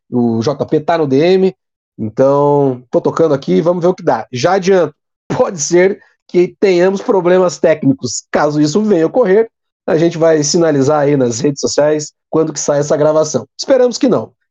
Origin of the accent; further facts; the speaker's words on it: Paraná, Brazil; Nós somos paranaenses e eles são mineiros, são torcedores do bom e velho Galo.